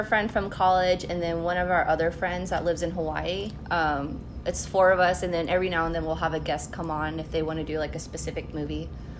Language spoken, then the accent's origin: English; Philippines; I am Filipino.